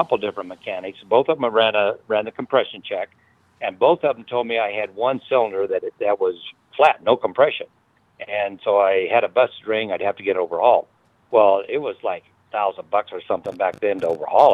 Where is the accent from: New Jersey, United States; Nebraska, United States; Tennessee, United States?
Nebraska, United States; Lincoln; my hometown, Lincoln, Nebraska